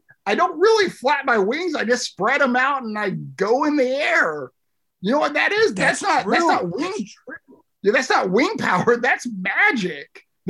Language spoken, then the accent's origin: English; West Virginia, United States; I was born in West Virginia. I was born here. I was raised here. I don't get the whole creature status. I'm just a West Virginian.